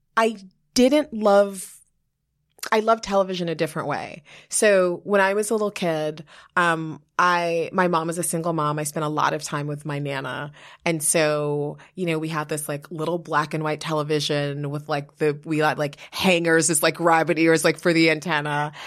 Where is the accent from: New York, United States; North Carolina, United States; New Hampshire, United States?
New York, United States; moved away as an adult; also born or lived in Liberia; now in New Jersey, United States; I live in New Jersey now, but, like, I'm a New Yorker.